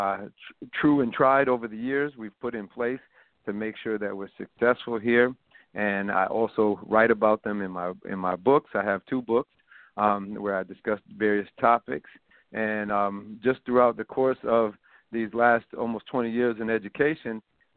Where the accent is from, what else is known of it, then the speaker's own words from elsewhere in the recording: Rochester, New York, United States; now in Albany, United States; I'm from the middle of the projects in Rochester, New York, and I grew up there in a single parent household.